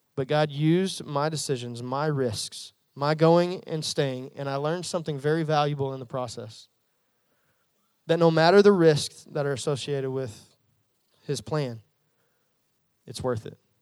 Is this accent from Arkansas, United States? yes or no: yes; Jacksonville, Arkansas, United States; also born or lived in North Little Rock; I'm, I'm from Central Arkansas. I grew up in the Jacksonville, North Little Rock area